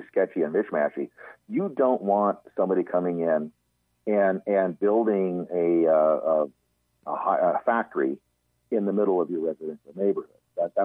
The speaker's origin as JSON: {"language": "English", "area": "Central Coast", "region": "California", "country": "United States", "tie": "born or raised there", "said": "I grew up in the Central Coast area, you know, north of kind of between Los Angeles and San Luis Obispo, that area"}